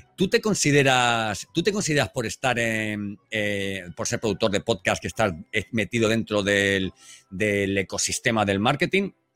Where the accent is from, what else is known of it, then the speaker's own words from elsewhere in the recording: Elche, Valencian Community, Spain; now in Seville, Spain; yo aunque vivo en Sevilla, eh, soy de Elche, de Alicante